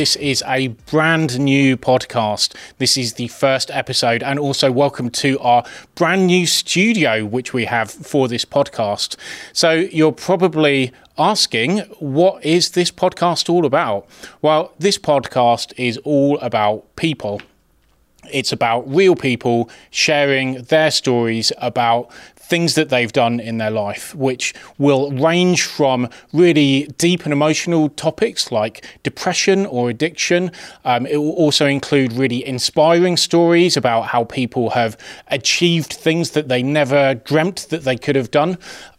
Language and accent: English; England, United Kingdom; that's not particularly uncommon for a young boy growing up in England